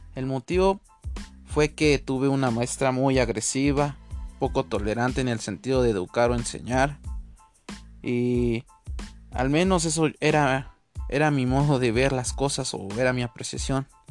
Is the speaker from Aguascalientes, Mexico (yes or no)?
no; Ciudad Nezahualcóyotl, State of Mexico, Mexico; Yo nací en Ciudad Nezahualcóyotl, Estado de México, en la República Mexicana